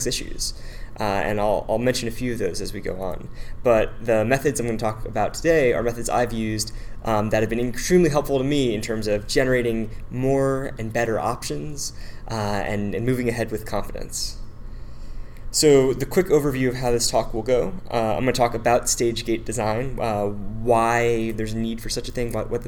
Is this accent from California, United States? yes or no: yes; the Bay Area, California, United States; I'm from the Bay Area and have been working with early stage tech companies since about 2009.